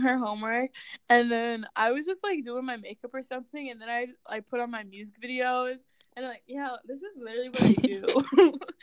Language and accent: English; Grand Forks, North Dakota, United States; my my hometown's an hour and a half from the border.